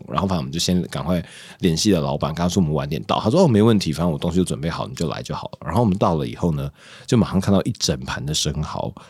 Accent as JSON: {"language": "Chinese", "country": "Taiwan", "said": "我问他，他他先问我说我哪里人，然后我先说我台湾人，这段我们都用讲了。"}